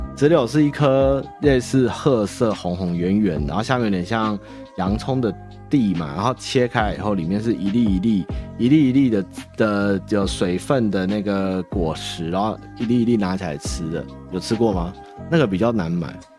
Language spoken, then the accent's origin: Chinese; Taipei, Taiwan; also born or lived in Chiayi / Tainan; 我们台北人的台语烂